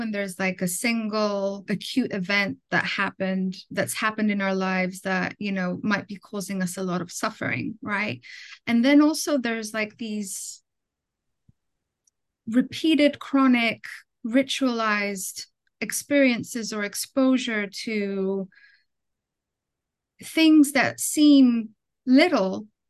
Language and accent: English; Athens, Attica, Greece; moved away as an adult; also born or lived in London, United Kingdom; now in United States; I was born in Athens, Greece, but my parents, because of work, they immigrated to London, in the UK. And I finished elementary school there. And then when I was 10 or 11, they immigrated back to Greece.